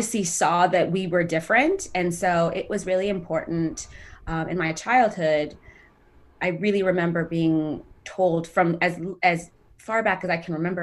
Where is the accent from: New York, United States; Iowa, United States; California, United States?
California, United States; Sacramento; moved away as an adult; also born or lived in Ethiopia; now in Los Angeles, United States; I grew up in Sacramento and moved out to LA about 8 years ago.